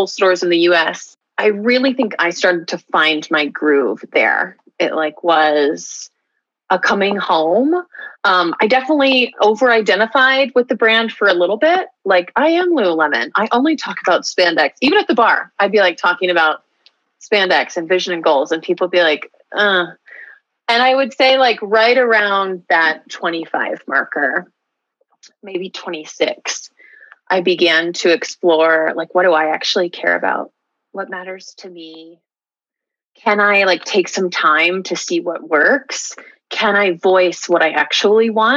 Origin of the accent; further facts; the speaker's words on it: Houston, Texas, United States; moved away as an adult; also born or lived in Bloomington, Indiana / Venice, Los Angeles; now in Colorado, United States; growing up in Houston